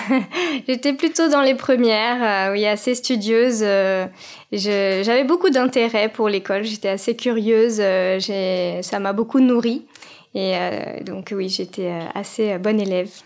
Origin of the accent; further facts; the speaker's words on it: Paris suburbs, Île-de-France, France; j'ai grandi en banlieue parisienne